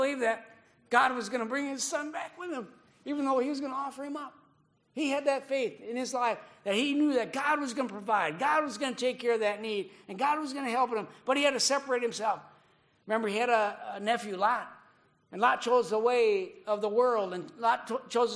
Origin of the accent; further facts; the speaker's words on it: Minnesota, United States; moved away as an adult; now in Japan; growing up in Minnesota